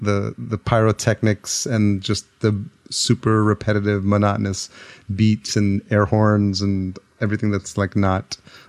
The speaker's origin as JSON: {"language": "English", "town": "New York City", "region": "New York", "country": "United States", "tie": "born or raised there", "said": "I grew up in New York, so I literally grew up around the time that house music started"}